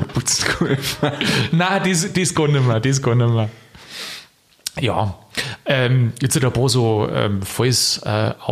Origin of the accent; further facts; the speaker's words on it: Bavaria, Germany; Also ich darf wirklich da in meine Heimat, darf noch Niederbayern fahren.